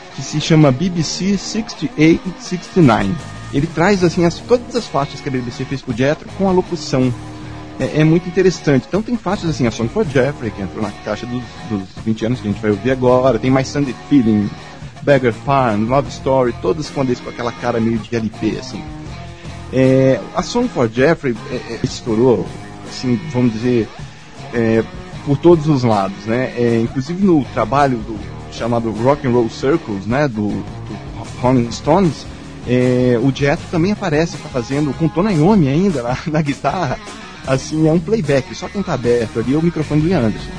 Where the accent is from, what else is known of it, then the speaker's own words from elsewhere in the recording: Brasília, Federal District, Brazil; now in Curitiba, Brazil; Eu nasci em 1974 em Brasília, eu sou brasileiro, eu moro em Curitiba hoje, mas eu sou brasileiro